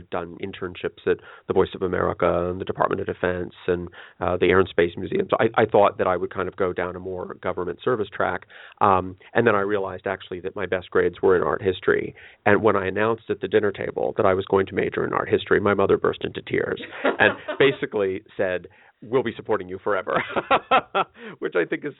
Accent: Washington, District of Columbia, United States; I came from Washington, D.C. That's my hometown. And I was the only child of two parents who were 40 when I was born.

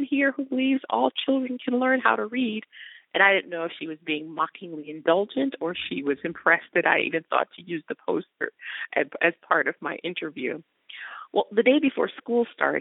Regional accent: Detroit, Michigan, United States; moved away as an adult; also born or lived in New York; now in California, United States; I grew up in Detroit

